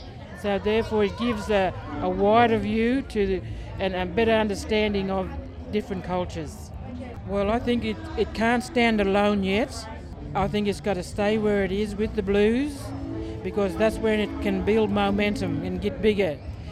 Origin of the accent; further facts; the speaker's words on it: Casino, New South Wales, Australia; I'm from Casina, which is Gullible people, Banjalang people. I'm from Githabul people, I'm from Jubalum. And also across the Clarence, I go to Dungaddy, the Kempsey area. That's where I am from.